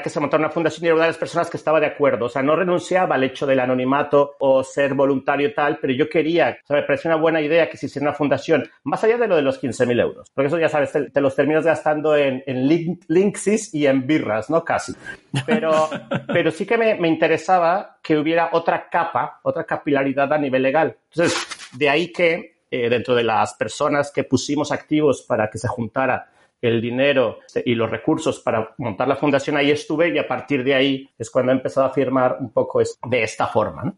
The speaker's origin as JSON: {"language": "Spanish", "country": "Mexico", "also_born_or_lived": "Germany", "moved": "as an adult", "lives_now": "Vic, Spain", "said": "soy un mexicano que llegó a Vic en el año en que, se fundó Gifinet"}